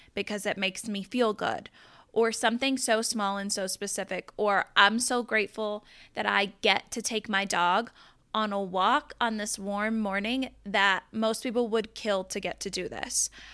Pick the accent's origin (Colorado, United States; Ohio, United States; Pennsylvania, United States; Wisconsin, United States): Colorado, United States; Southeastern; now in Denver, United States; I'm originally from Southeastern Colorado. I grew up on a farm and a ranch.